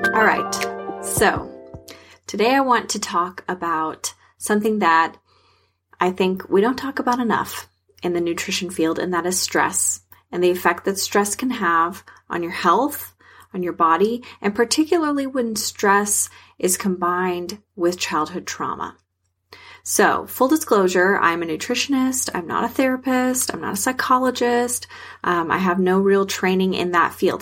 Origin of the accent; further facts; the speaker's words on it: South Texas, United States; I'm from South Texas